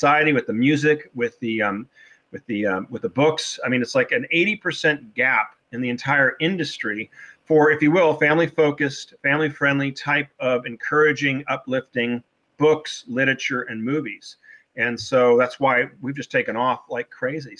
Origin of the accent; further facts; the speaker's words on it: Newport Beach, California, United States; moved away; also born or lived in Wellesley, Massachusetts; I'm originally from Newport Beach, California. I was back east, Wellesley, Massachusetts for 16 years